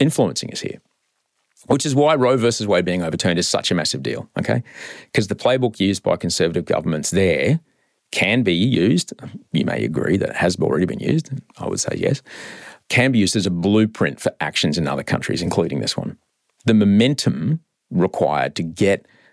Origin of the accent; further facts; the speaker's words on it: Australia; moved away as an adult; also born or lived in United States; I came back to my home country of Australia